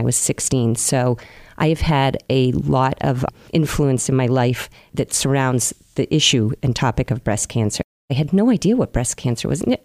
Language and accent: English; Marion, Massachusetts, United States; I grew up in Marion, which is a lovely seaside town.